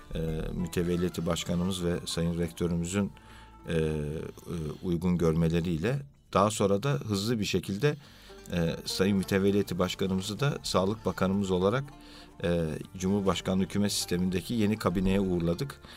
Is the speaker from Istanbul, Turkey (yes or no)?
yes; Istanbul, Turkey; 1965 e, İstanbul doğumluyum.